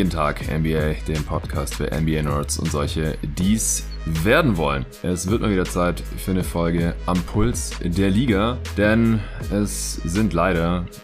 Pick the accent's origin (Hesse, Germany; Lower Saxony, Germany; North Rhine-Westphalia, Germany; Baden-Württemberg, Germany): Baden-Württemberg, Germany; Stuttgart; moved away; Ich bin vorgestern noch äh, spät in den Süden gefahren, meine alte Heimat hier nach Stuttgart.